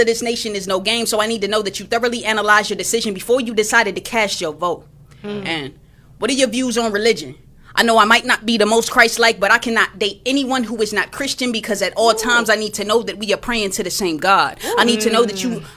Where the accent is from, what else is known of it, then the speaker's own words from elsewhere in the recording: Texas, United States; I'm from Texas